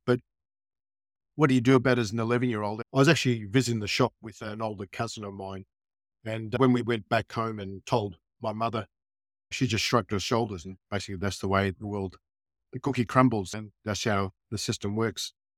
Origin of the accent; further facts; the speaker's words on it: Melbourne, Victoria, Australia; growing up in Melbourne during the, uh, nineteen sixties and seventies